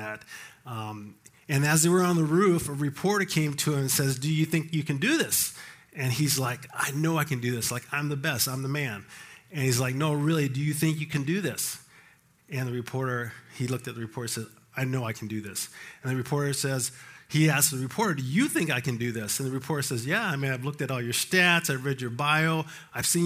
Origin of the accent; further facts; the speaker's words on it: Colorado Springs, Colorado, United States; I grew up in Colorado Springs.